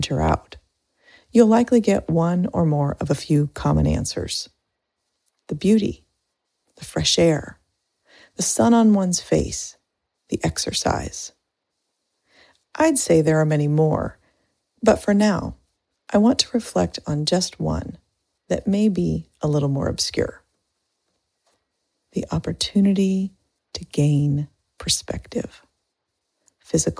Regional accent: Indiana, United States; moved away; Growing up in Indiana

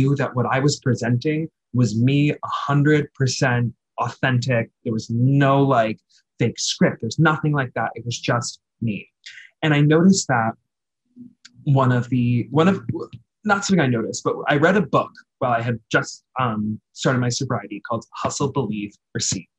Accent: New York City, New York, United States; I'm a New Yorker

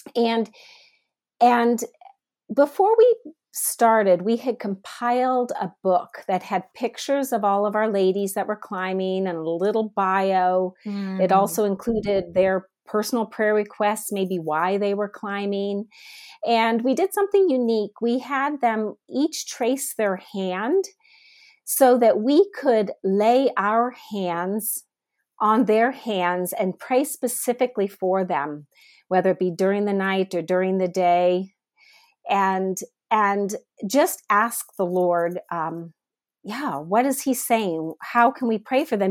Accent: Northeast Ohio, United States; also born or lived in South Africa; now in Atlanta, United States; I am originally from Northeast Ohio, but I now live in South Atlanta

